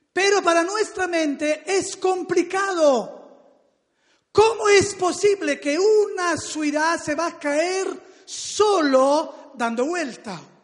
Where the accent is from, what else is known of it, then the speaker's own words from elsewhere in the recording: Salerno, Campania, Italy; Spanish is a second language; moved away; yo vengo de la ciudad de Salerno, que es cerca de Nápoles, en el sur del país, de Italia, y allí donde me crié, donde nací